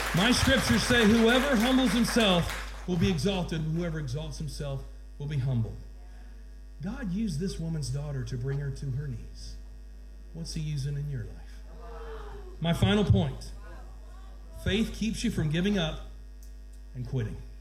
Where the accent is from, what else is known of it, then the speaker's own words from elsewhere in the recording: Georgia, United States; I'm from Georgia